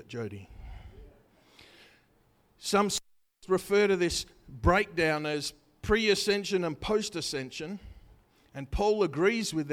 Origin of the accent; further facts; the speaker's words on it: Australia; I'm an Aussie